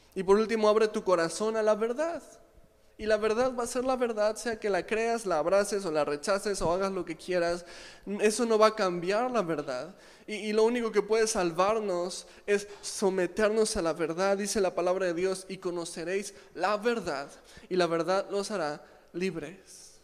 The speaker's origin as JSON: {"language": "Spanish", "country": "Mexico", "said": "aquí en México"}